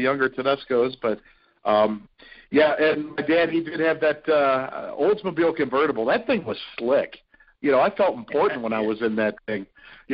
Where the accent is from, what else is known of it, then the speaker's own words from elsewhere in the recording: Fairview Park, Ohio, United States; born and raised in Fairview